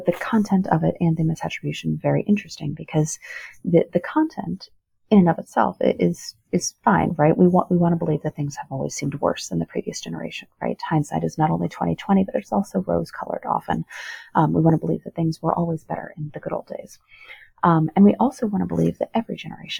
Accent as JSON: {"language": "English", "region": "Rust Belt", "country": "United States", "said": "I come from the Rust Belt"}